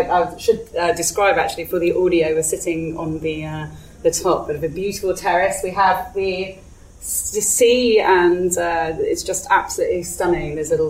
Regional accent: Malaga, Andalusia, Spain; moved away; I grew up in Malaga, in Costa del Sol.

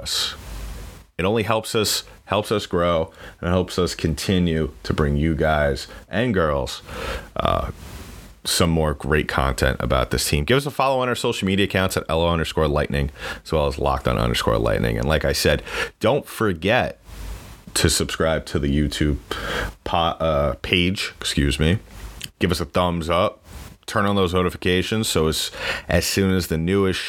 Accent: New York, United States; I am from New York

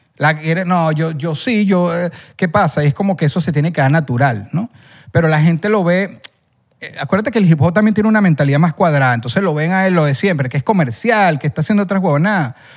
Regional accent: El Junquito, Capital District, Venezuela; yo cuando era niño, vivía en el Junquito

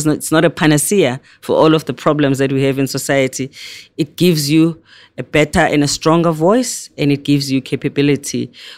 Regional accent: South Africa; we had lots of political prisoners in South Africa. We had lots of people that were in exile.

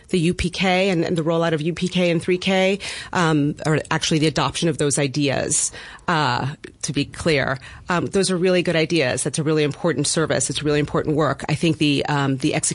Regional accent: New York City, New York, United States; I am a native resident of Bed-Stuy

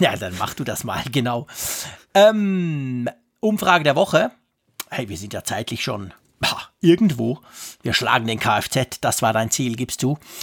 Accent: Switzerland; ich bin Schweizer

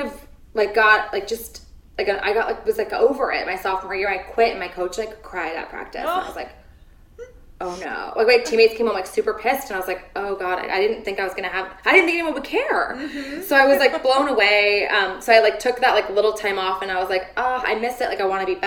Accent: San Diego, California, United States; I'm from San Diego

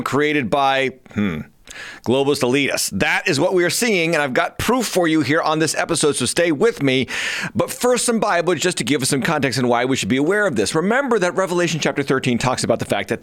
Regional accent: United States; As an American

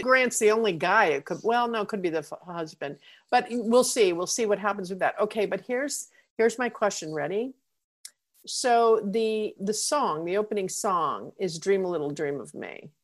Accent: New York City, New York, United States; I'm from New York City.

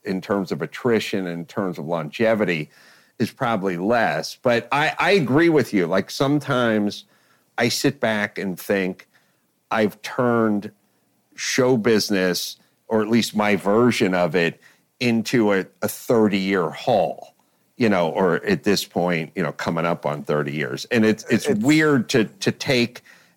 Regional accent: Los Angeles, California, United States; I'm from North Hollywood

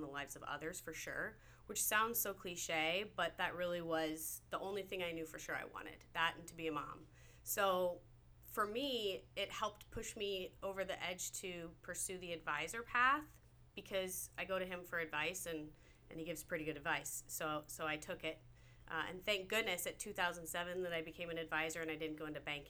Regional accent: Nebraska, United States; I'm from Nebraska. There's not a lot of oceans where I come from

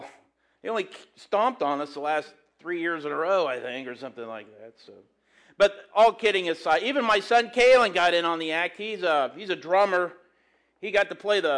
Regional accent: Graham, United States; I'm from Graham. I coach at Graham.

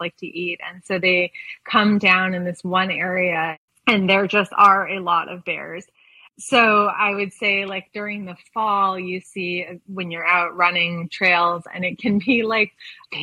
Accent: East Coast, United States; also born or lived in California / Seattle; now in Colorado, United States; I grew up originally on the East Coast and logged a lot of road miles there

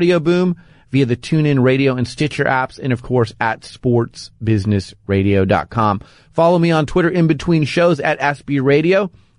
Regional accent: Phoenix, Arizona, United States; moved away; Well, I was born and raised in Phoenix

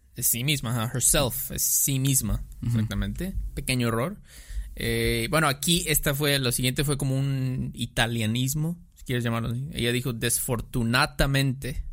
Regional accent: Mexico

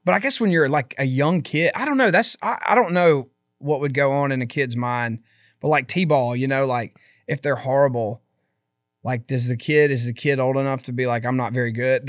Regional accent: Philadelphia, Mississippi, United States; moved away as an adult; I absolutely loved my hometown.

